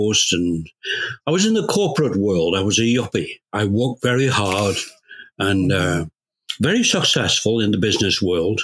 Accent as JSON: {"language": "English", "region": "Scotland", "country": "United Kingdom", "tie": "born or raised there", "moved": "as an adult", "lives_now": "Canada", "said": "I'm Canadian. I was born in England. Well, in Scotland, actually. But I emigrated to Canada when I was 19"}